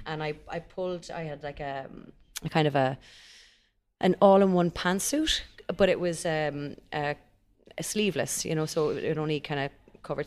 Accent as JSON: {"language": "English", "country": "Ireland", "said": "we're Irish"}